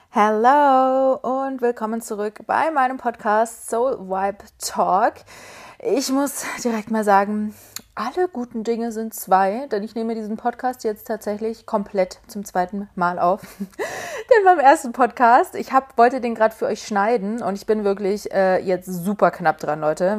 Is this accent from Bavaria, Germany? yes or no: yes; Munich, Bavaria, Germany; now in Berlin, Germany; Es ist übrigens meine Heimat München. Meine Eltern kommen auch aus München.